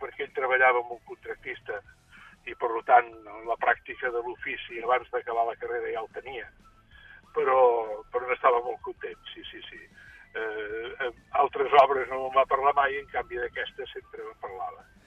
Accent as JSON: {"language": "Catalan", "town": "Sanaüja", "region": "Catalonia", "country": "Spain", "tie": "born or raised there", "moved": "yes", "said": "quan jo era petit, eh, allà a Sanaúja"}